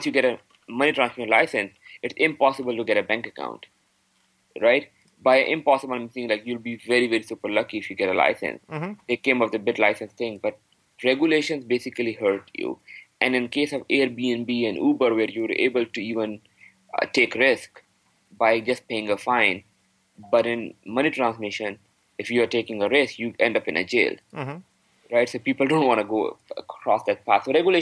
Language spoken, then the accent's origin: English; Pakistan; now in Canada; I am from Pakistan